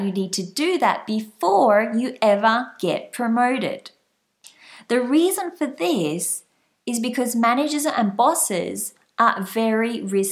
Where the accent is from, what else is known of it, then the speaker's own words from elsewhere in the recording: Australia; also born or lived in France; I'm Australian. You might have guessed from my slight accent. And right now, I am based back in Australia.